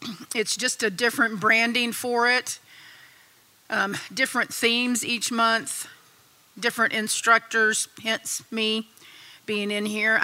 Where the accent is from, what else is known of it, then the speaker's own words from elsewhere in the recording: Texas, United States; I was born and raised in Texas, so I'm a Texan. I've lived here all my life